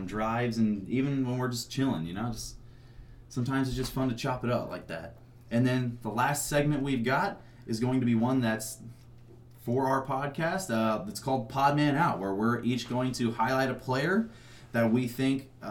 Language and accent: English; Southern Illinois, United States; I am also from Southern Illinois.